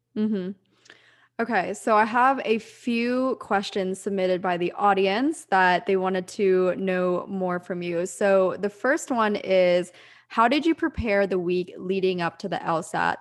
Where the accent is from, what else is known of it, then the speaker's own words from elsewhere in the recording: Pennsylvania, United States; moved away; also born or lived in Orange County, California; I'm from the East Coast. I'm from Pennsylvania